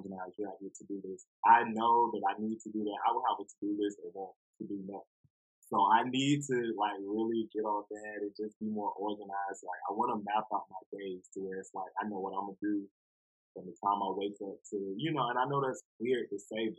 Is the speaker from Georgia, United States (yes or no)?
yes; Atlanta, Georgia, United States; I'm from Atlanta. I've been here all my life